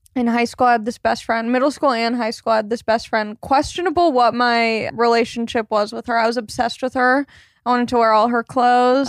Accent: Long Beach, California, United States; I grew up in Long Beach, California.

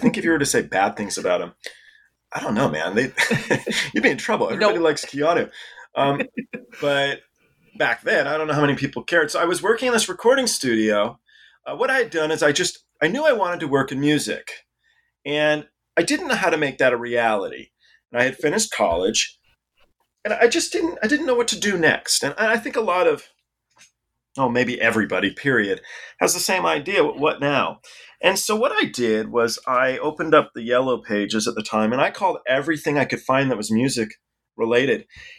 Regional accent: England, United Kingdom; born there

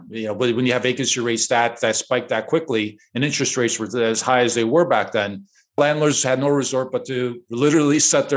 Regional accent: Chicago, Illinois, United States; born and raised in Chicago, to immigrant parents

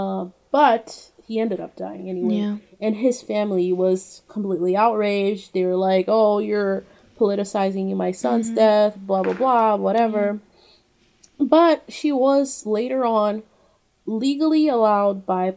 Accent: Brazil; moved away; I don't know if it's only in my hometown. It's called Itatiaia

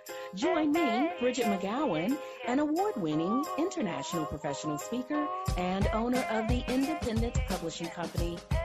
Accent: Livingston, Texas, United States; I grew up in a place called Livingston, Texas

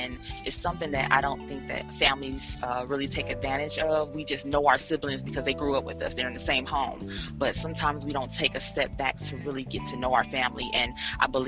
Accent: Detroit, Michigan, United States; moved away; also born or lived in Cleveland, Ohio; I was born in Detroit, Michigan. I moved to Cleveland, Ohio.

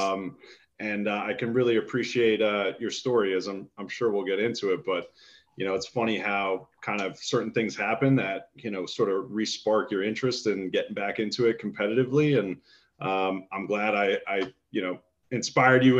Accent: Upper Saddle River, New Jersey, United States; also born or lived in Dallas, Texas; I grew up in Upper Saddle River, New Jersey, up in Bergen County

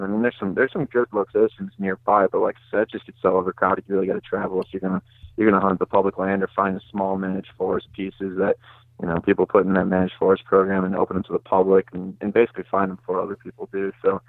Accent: Green Bay, Wisconsin, United States; I'm from the Green Bay area, about 15 minutes out of Green Bay, a little bit to the north.

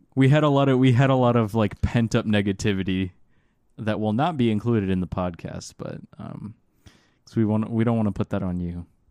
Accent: Orange County, Florida, United States; The Orange County Public Schools, uh, Common Core failed us.

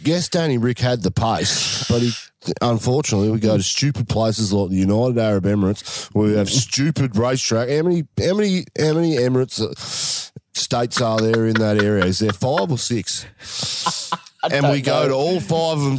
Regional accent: Australia; as an Aussie

